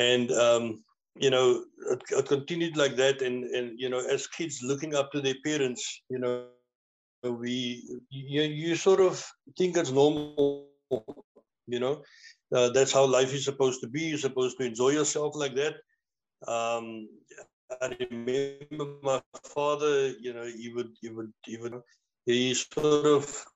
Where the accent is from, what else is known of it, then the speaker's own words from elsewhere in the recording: Cape Town, Western Cape, South Africa; moved away as an adult; now in George, South Africa; I'm originally from Cape Town, born and bred in Manenberg